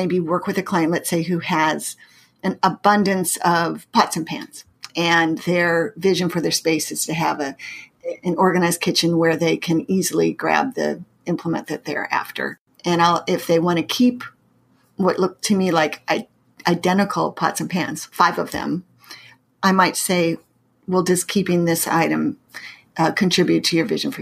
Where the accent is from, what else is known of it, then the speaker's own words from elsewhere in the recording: Pacific Northwest, United States; moved away as an adult; also born or lived in Massachusetts; now in St. Louis, United States; I grew up in the Pacific Northwest, and I went to college in Massachusetts, and I now live in the Midwest in St. Louis for the last going on 30 years.